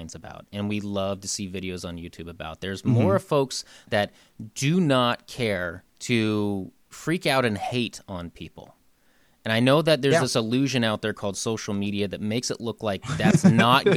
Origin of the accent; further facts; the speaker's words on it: Seattle, Washington, United States; I'm from Seattle